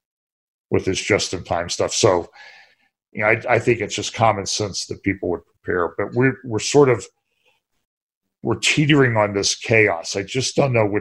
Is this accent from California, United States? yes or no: no; Northeast Ohio, United States; I was a kid growing up in Northeast Ohio